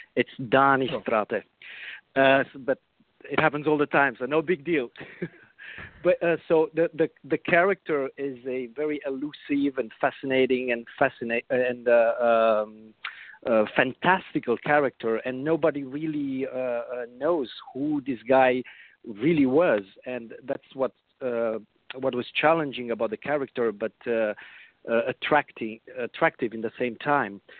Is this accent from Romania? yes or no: yes; Transylvania, Romania; now in United States; I was born in Transylvania and I moved.